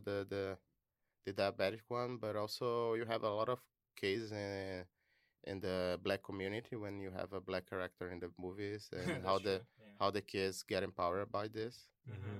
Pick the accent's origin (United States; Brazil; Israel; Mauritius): Brazil; moved away as an adult; I'm from Brazil. I'm an international student